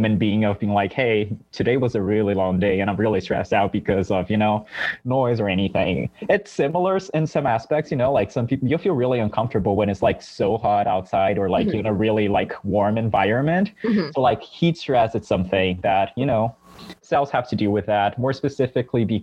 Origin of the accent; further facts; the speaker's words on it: São Paulo, Brazil; English is a second language; moved away as an adult; now in Stanford, United States; I was born and raised in Brazil, in São Paulo specifically